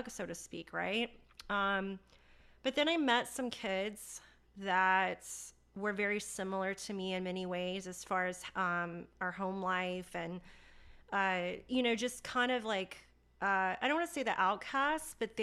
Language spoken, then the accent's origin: English; Charlotte, North Carolina, United States; I was born and raised in Charlotte, North Carolina